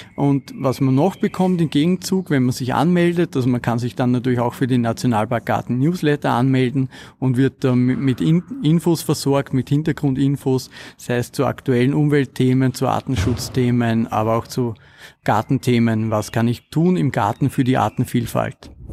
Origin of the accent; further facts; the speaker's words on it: Kamptal, Lower Austria, Austria; Ich bin aufgewachsen im Kammtal ähm, in Niederösterreich.